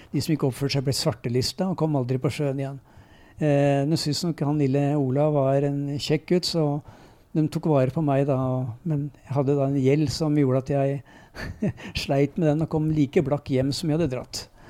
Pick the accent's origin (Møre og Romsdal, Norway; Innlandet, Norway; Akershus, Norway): Akershus, Norway; Lørenskog; moved away as an adult; also born or lived in Nittedal / Enebakk / Eidsvoll; now in Nes, Norway; Så kom jeg til Fjellhamar, så jeg regner meg som lørenskauing. Eller right. Fjellhamar-gutt, da. Eh, for det er der jeg vokste opp.